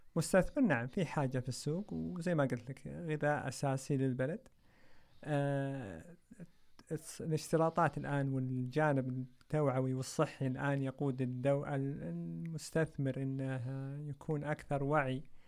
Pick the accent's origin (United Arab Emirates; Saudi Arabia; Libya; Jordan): Saudi Arabia; احنا كسعوديين